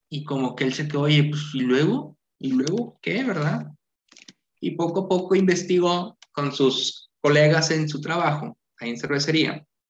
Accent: Santiago, Nuevo León, Mexico; soy de Santiago, del pueblo mágico

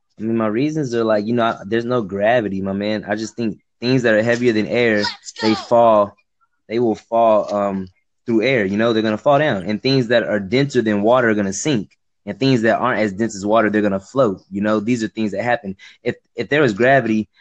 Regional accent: Texas, United States; also born or lived in Dallas, Texas; I'm from Texas, man. I'm in Dallas, Texas.

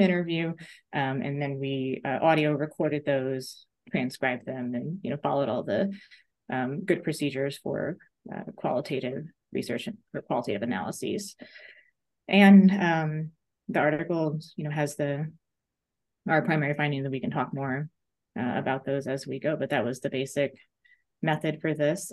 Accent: New York, United States; now in Missouri, United States; I grew up in New York

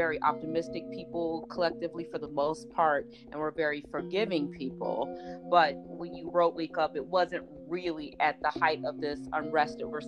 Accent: Chicago, Illinois, United States; I'm from Chicago

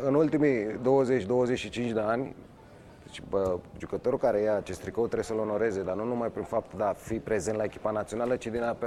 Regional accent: Romania

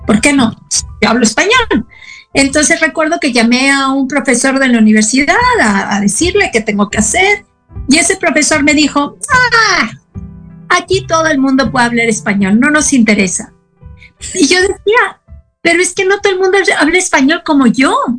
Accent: Mexico City, Mexico; first language Spanish; moved away as an adult; also born or lived in Austin, Texas; now in El Paso, United States; Yo era la chilanga

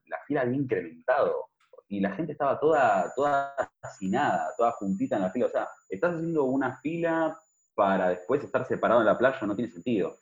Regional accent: Argentina; moved away; yo soy argentino, pero no vivo allá hace tiempo

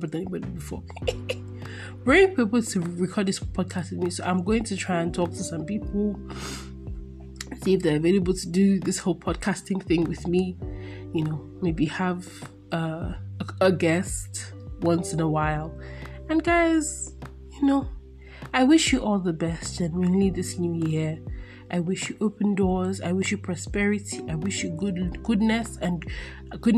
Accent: Nigeria; born or raised there

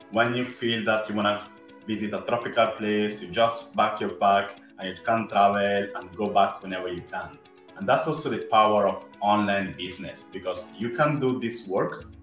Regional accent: Italy; accent: Italian; English is a second language; I'm Afro Italian, as you might say from my accent

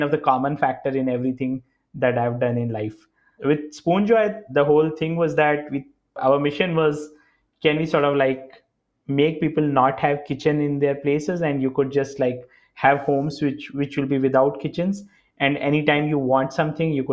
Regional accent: India; I grew up in India

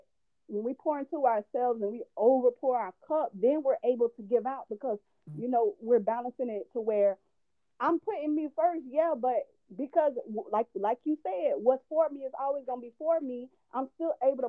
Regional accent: Tallahassee, Florida, United States; I am from Tallahassee. I love, you know, I'm not born there, but that's home

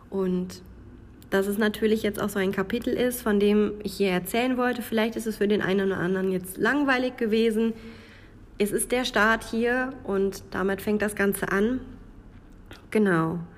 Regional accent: North Rhine-Westphalia, Germany; Man hört, dass ich nicht aus dem Grenzbereich komme. Ich komme aus dem Münsterland. Das hört man mir, an meinem Dialekt und an meiner Aussprache.

